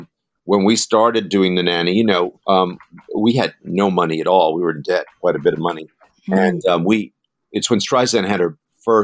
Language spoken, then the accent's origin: English; New York City, New York, United States; we're from Queens.